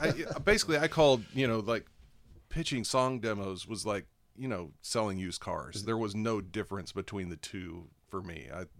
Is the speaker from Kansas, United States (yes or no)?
yes; Salina, Kansas, United States; moved away as an adult; also born or lived in Florida; I'm from Kansas.